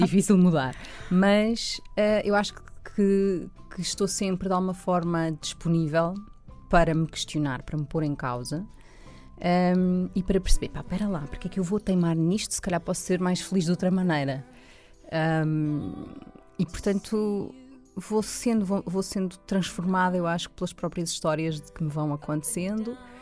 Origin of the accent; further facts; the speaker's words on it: Loures, Lisbon, Portugal; estudei também uh, em Louros, portanto, que foi onde eu cresci